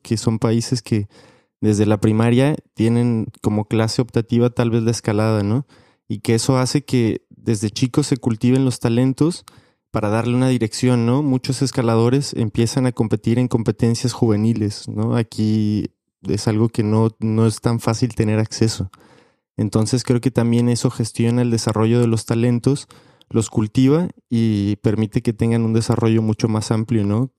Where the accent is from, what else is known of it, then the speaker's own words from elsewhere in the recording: Mexico; Como escaladores mexicanos